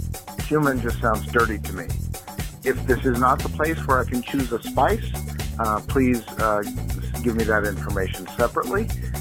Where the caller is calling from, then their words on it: Burbank, California, United States; I'm calling from Burbank, California